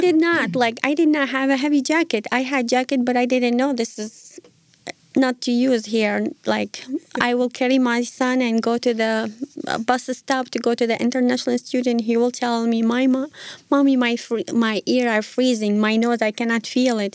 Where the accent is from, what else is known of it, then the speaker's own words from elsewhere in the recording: Iraq; moved away as an adult; now in United States; originally I'm from Iraq.